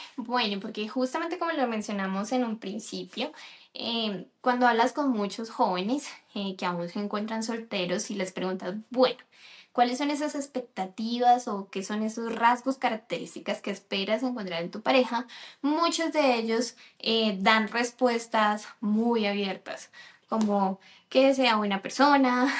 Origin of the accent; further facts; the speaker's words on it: Colombia; moved away as an adult; also born or lived in United States; yo eh, nací en Colombia, resido actualmente aquí en Colombia